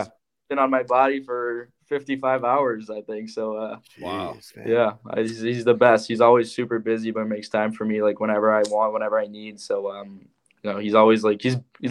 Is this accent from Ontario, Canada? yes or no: no; Montreal, Quebec, Canada; now in Michigan, United States; I'm from Montreal